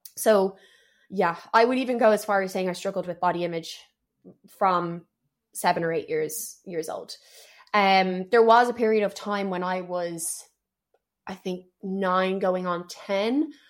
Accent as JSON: {"language": "English", "town": "Dublin", "region": "Leinster", "country": "Ireland", "tie": "born or raised there", "also_born_or_lived": "Paris, France", "said": "I've grown up in Dublin for most of my life"}